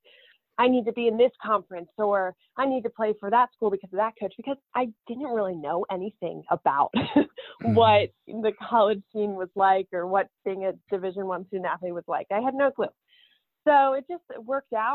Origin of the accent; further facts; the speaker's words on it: Sussex County, Delaware, United States; moved away as an adult; I grew up playing softball in Delaware in a really tiny county. There's only 3 counties in Delaware. I lived at the most southern one called Sussex County, Delaware.